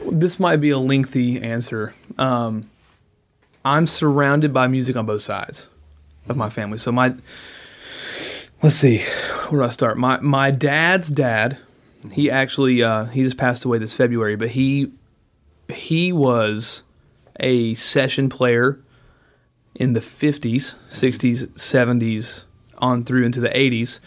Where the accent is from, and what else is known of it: Nashville, Tennessee, United States; born or raised there